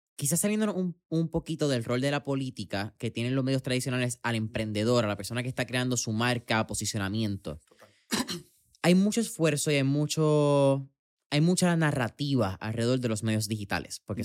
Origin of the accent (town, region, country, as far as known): Puerto Rico